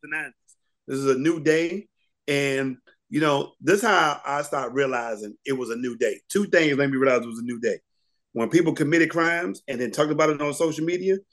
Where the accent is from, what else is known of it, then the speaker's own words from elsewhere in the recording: Washington, District of Columbia, United States; I'm from Washington, D.C.